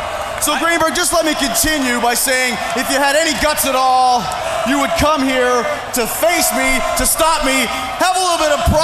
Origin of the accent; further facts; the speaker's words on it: New York, United States; born there; 28 years ago today, I was born right here in Long Island. And I just want to say, I'm glad I left.